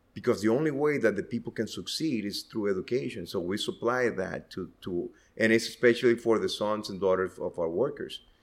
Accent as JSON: {"language": "English", "region": "Estelí", "country": "Nicaragua", "tie": "born or raised there", "said": "I was born here in Eteli"}